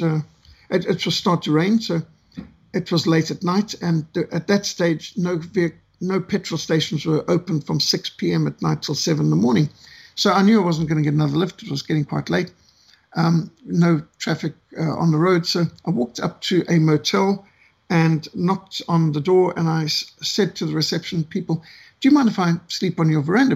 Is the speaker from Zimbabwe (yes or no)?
yes; Bulawayo, Zimbabwe; growing up in Rhodesia